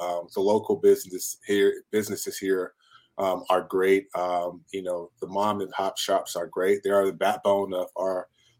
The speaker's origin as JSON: {"language": "English", "town": "Virginia Beach", "region": "Virginia", "country": "United States", "tie": "born or raised there"}